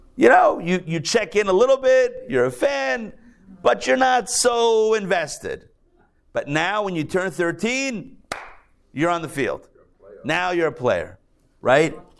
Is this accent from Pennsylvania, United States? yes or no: yes; Pittsburgh, Pennsylvania, United States; now in Atlanta, United States; I'm a Pittsburgh guy. You know, I'm from Pittsburgh.